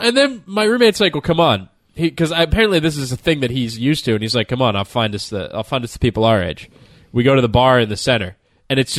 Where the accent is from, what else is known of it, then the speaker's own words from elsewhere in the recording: Florida, United States; I am from Florida